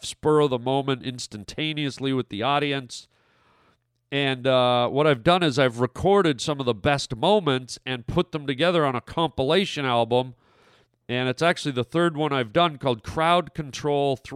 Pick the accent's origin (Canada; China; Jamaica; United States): Canada; moved away; my home country of Canada